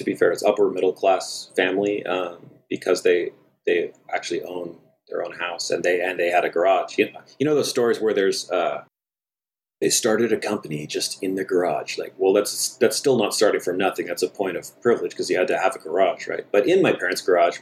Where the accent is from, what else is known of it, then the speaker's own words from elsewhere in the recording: Bay Area, California, United States; I also grew up in a relatively small town. So I'm from the Bay Area.